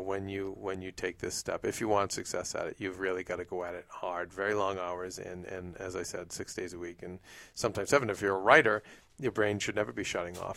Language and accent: English; Boston, Massachusetts, United States; moved away; where I grew up in Boston